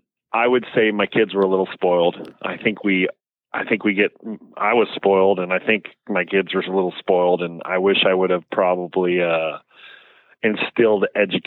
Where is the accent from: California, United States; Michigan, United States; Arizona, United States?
California, United States; Cypress; Cypress, California. People ask, where's Cypress? It's close to Anaheim and right next to the Los Alamitos racetrack.